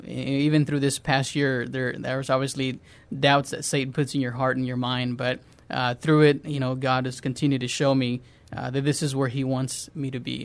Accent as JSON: {"language": "English", "town": "San Antonio", "region": "Texas", "country": "United States", "tie": "born or raised there", "also_born_or_lived": "Mexico / New Jersey", "said": "I grew up in San Antonio. I was born in Mexico, and I've been here since I was 8 years old."}